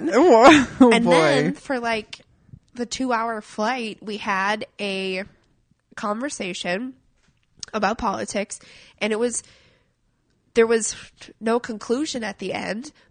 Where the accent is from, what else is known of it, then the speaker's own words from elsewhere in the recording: Midwest, United States; I have opinions on the Trump thing, uh, just from growing up in Middle America, and I firmly see how.